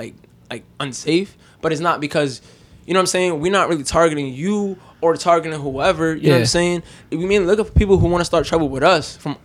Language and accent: English; New York City, New York, United States; born and raised on Staten Island.